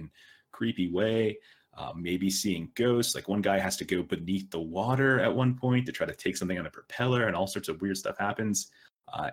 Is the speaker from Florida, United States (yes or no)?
yes; Florida, United States; now in Arizona, United States; I'm from Florida, and I live in Arizona